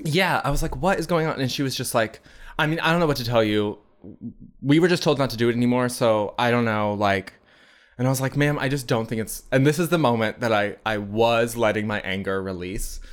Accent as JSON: {"language": "English", "country": "United States", "said": "we're American"}